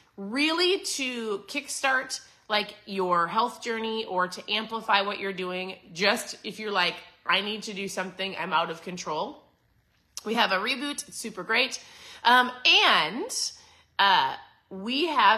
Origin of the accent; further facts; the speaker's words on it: Minnesota, United States; moved away as an adult; also born or lived in Southeast Florida; now in Florida, United States; I'm a Minnesota girl. So born and raised in Minnesota